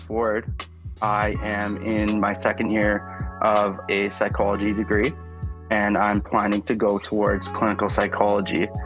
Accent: Canada; I'm from Canada

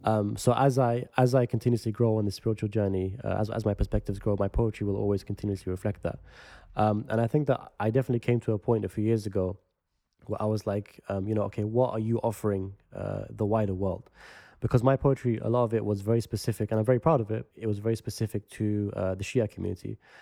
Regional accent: London, United Kingdom; the area that I grew up in West London, which is close to central London

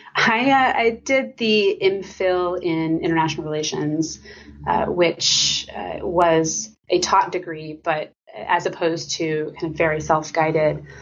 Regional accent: Lawton, Oklahoma, United States; I am from uh, Lawton, Oklahoma

